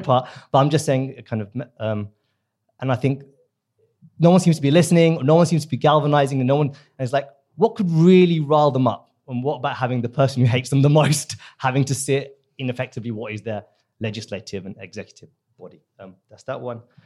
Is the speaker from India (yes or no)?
yes; India; now in United Kingdom; I'm from the subcontinent, I'm from India